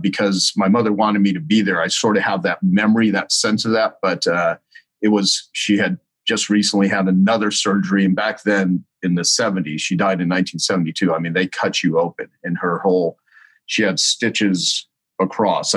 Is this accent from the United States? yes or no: yes; El Paso, Texas, United States; I was born in El Paso, Texas